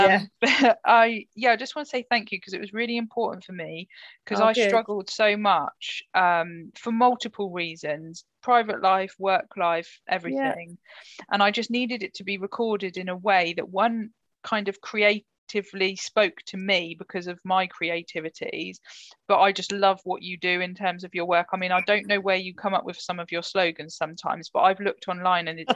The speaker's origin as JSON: {"language": "English", "town": "Oxford", "region": "South East England", "country": "United Kingdom", "moved": "yes", "lives_now": "Southsea, United Kingdom", "said": "home for me, which is like South Oxfordshire"}